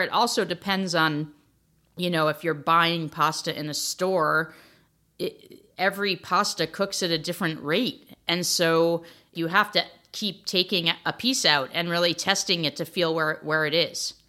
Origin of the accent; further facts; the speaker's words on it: outside New Haven, Connecticut, United States; I grew up outside of New Haven, Connecticut